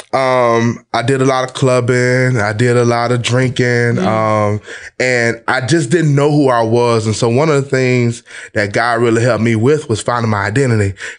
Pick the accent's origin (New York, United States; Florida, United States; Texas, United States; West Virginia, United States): Florida, United States; Lakeland; I'm from Lakeland, Florida, Polk County